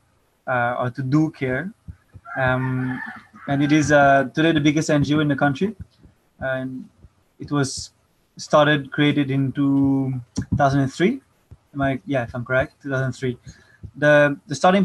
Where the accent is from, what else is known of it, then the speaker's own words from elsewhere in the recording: Paris, Île-de-France, France; moved away as an adult; now in Philippines; I'm French. I'm 25 years old. I first came to the Philippines when I was 21, 4 years ago. I was born and raised in Paris